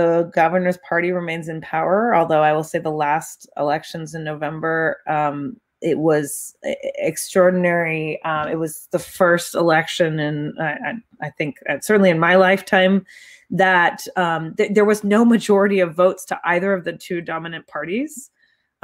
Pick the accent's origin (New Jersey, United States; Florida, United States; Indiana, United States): Florida, United States; Winter Park; I grew up in Central Florida in a place called Winter Park